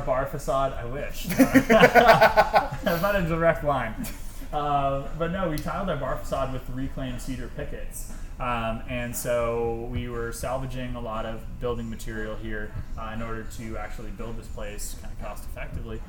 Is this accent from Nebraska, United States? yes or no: no; Michigan, United States; moved away; I'm originally from Michigan